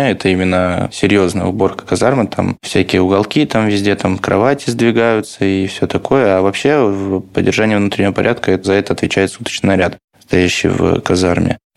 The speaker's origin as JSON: {"language": "Russian", "region": "Saint Petersburg", "country": "Russia", "said": "Ну, вот лично я из Петербурга, я прожил до четвертого курса в казарме."}